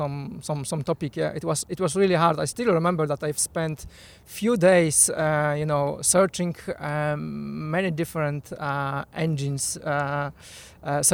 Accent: Poland; English is a second language; moved away as an adult; now in United Kingdom; I'm originally from Poland, but I'm living in UK since 2015.

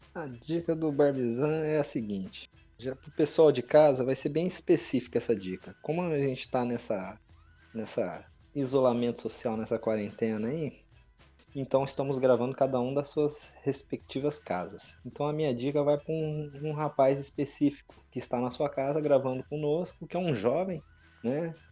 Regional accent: Maringá, Paraná, Brazil; eu que sou criado em Maringá, né? Não nasci em Maringá, mas fui criado desde muito novo aqui em Maringá

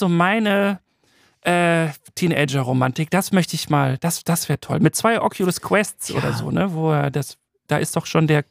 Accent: Waltrop, North Rhine-Westphalia, Germany; in Waltrop, wo ich herkomme

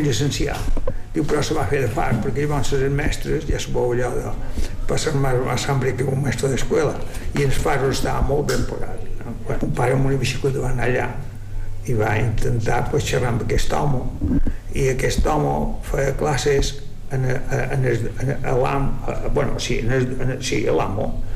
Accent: Llucmajor, Balearic Islands, Spain; Vaig néixer a Llumajor, però nosaltres estàvem a Sonavall.

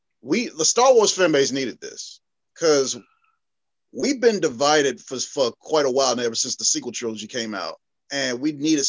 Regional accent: Birmingham, Alabama, United States; Yeah, we're from Birmingham.

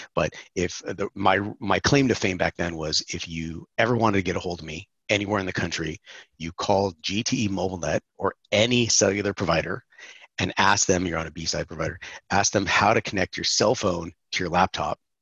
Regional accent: San Francisco, California, United States; also born or lived in Atlanta, Georgia; now in Florida, United States; Born and raised in San Francisco, California

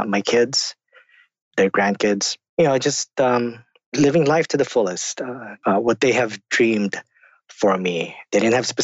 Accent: Philippines; now in United States; I'm also an immigrant to the United States. Came from the Philippines. I grew up in the Philippines.

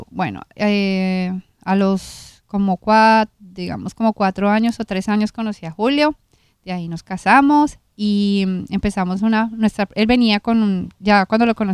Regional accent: Colombia; soy colombiana

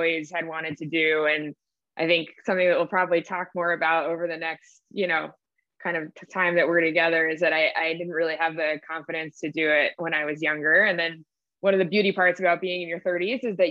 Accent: New York City, New York, United States; also born or lived in Hartford, Connecticut; I grew up in New York City, born and raised

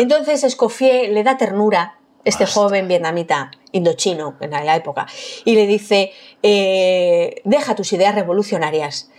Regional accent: Madrid, Community of Madrid, Spain; yo soy de Madrid de, suburbio, de, de, barrio obrero.

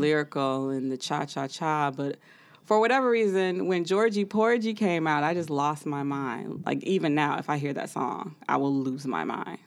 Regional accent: Chicago, Illinois, United States; moved away; I am originally from Chicago.

